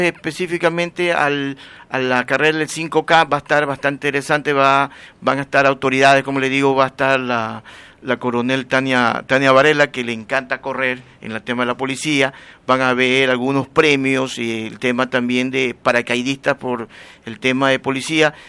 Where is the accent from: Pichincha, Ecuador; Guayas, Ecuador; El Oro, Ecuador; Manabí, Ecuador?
Guayas, Ecuador; Guayaquil; now in Durán, Ecuador; yo soy guayaquileño, pero ya tengo algún tiempo trabajando y viviendo en Durán ahorita